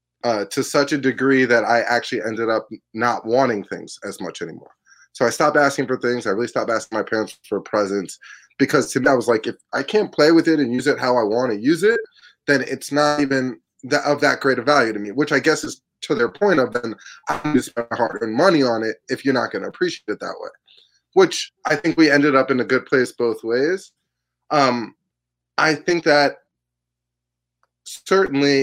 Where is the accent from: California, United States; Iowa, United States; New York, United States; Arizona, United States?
New York, United States; New York City; also born or lived in Boston; I grew up in New York City. I grew up on the Upper West Side mostly